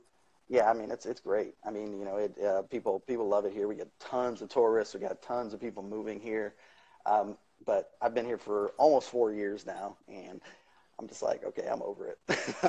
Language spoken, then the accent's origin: English; Illinois, United States; also born or lived in Colorado; now in the South, United States; I grew up in the Midwest of the country in Illinois, and so we had all four seasons.